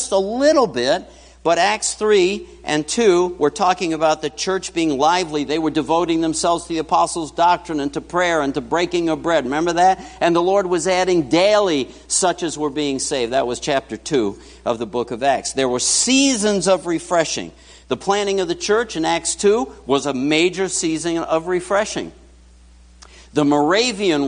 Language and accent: English; New York City, New York, United States; moved away; I grew up in New York City